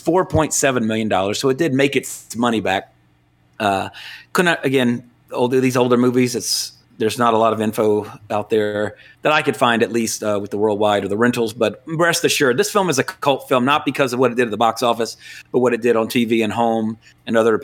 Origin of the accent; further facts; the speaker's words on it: Louisiana, United States; my hometown and, of course, where you're at right now, Jesse, in Baton Rouge in Louisiana